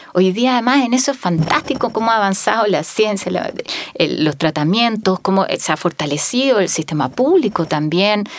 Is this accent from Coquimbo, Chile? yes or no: no; Magallanes and Chilean Antarctica, Chile; Yo que soy de Magallanes